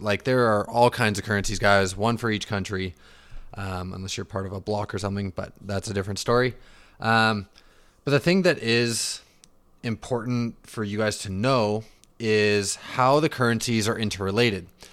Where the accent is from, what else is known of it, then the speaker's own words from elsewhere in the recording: Vancouver, British Columbia, Canada; also born or lived in Calgary / Okanagan; grew up in the Vancouver region, currently living in the Okanagan